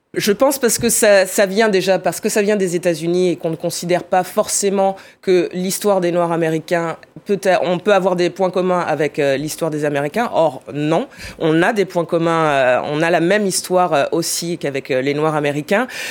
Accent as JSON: {"language": "French", "town": "Bordeaux", "region": "Nouvelle-Aquitaine", "country": "France", "said": "je viens de Bordeaux"}